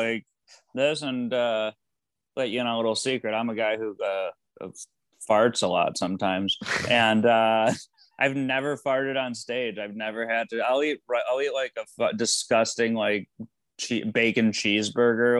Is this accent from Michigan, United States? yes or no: yes; Michigan, United States; now in Los Angeles, United States; I grew up in Michigan